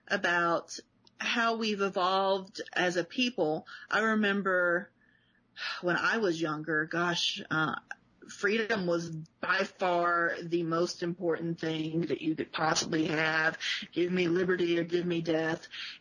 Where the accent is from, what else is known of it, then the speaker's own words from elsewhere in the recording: Chicago, Illinois, United States; And I still drive like I'm from Chicago.